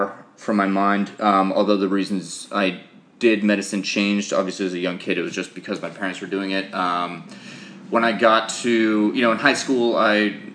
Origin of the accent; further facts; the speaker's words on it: Boston, Massachusetts, United States; I grew up in Boston, went to high school in that area.